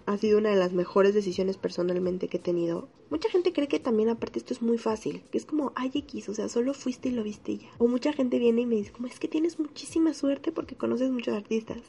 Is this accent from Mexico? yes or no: yes; Mexico City, Mexico; soy de la Ciudad de México